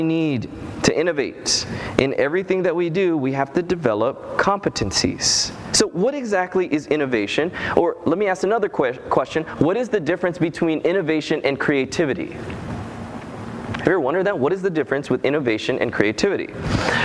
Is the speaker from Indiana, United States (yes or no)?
no; Loma Linda, California, United States; I'm from Loma Linda